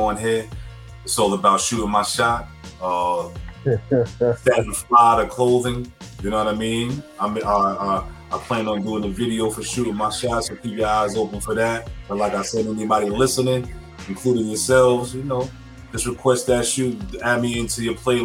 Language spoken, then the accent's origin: English; New York City, New York, United States; I'm from Stapleton. We both share that 10304 zip code.